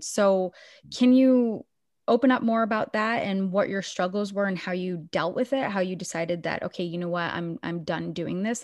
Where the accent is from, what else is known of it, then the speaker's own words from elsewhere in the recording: Biddeford, Maine, United States; the same town that I was born and raised